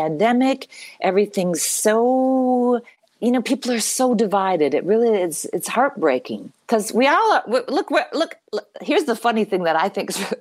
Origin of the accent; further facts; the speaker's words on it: Canada; now in United States; I am a Canadian citizen